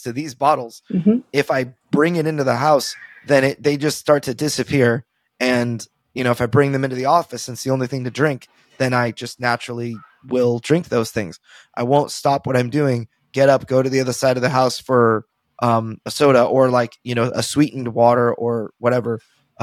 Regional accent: California, United States; now in Texas, United States; I'm a Californian at heart. Like, I live in Texas, but I'm a Californian at heart

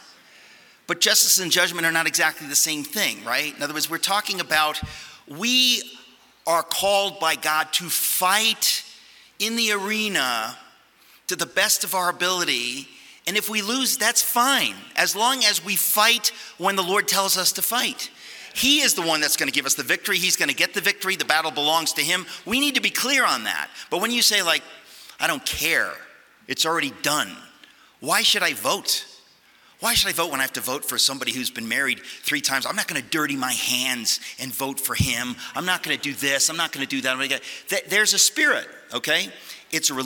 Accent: United States; also born or lived in Connecticut; I grew up in New York and Connecticut

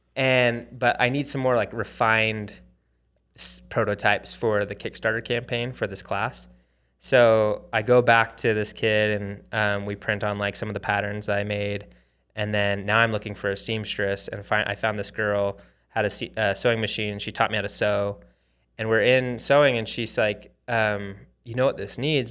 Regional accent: Arizona, United States; moved away as an adult; also born or lived in Hawaii; I grew up in Arizona

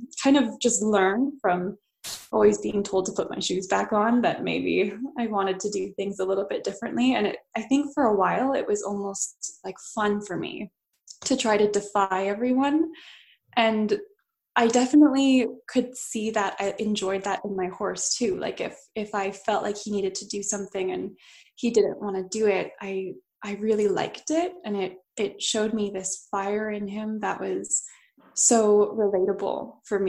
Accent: Edmonton, Alberta, Canada; So I grew up in Edmonton, Alberta, and then now I just live outside of Edmonton

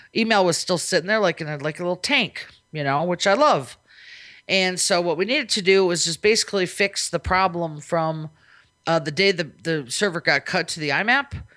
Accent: Minnesota, United States; now in Las Vegas, United States; I'm from Minnesota, where I'm used to it being no nice and wet all the time

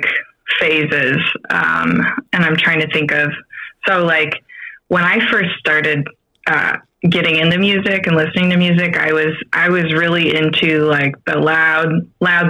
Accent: Grand Rapids, Michigan, United States; moved away as an adult; now in St. Louis, United States; So I grew up in Grand Rapids, and born and raised, moved away when I was, I think I was about 21 when I moved away, like for good.

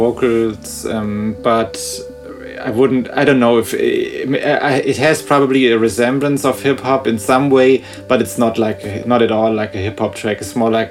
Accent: suburb of Frankfurt, Hesse, Germany; I live in Frankfurt, and I grew up like in a, I don't know if it's officially a suburb or just a smaller town before the city. I don't know what the right term would be, but like 20 or 15 minutes from here.

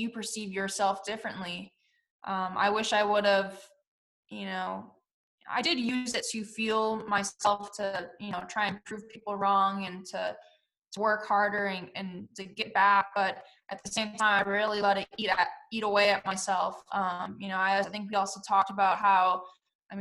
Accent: Wisconsin, United States; moved away as an adult; also born or lived in Germany / Kansas City / Orlando / Houston; I'm from Wisconsin, obviously very cold

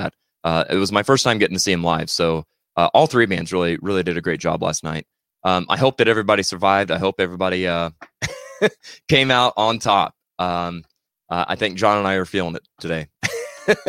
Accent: Missouri, United States; I'm a hillbilly from Missouri

